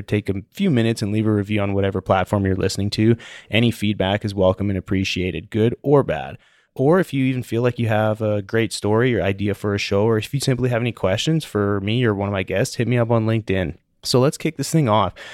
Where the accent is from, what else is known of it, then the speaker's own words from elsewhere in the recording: Calgary, Alberta, Canada; also born or lived in Denver; I'm from Calgary